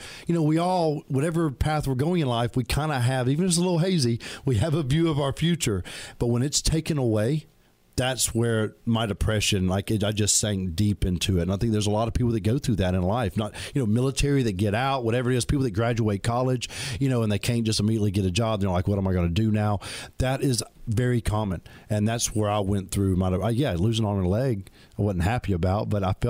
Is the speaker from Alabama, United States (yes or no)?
yes; Alabama, United States; I'm from Alabama.